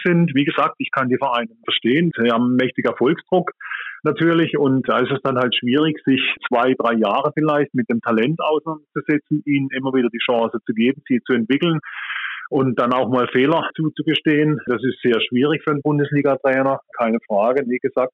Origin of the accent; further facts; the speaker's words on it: Germany; bei uns in Deutschland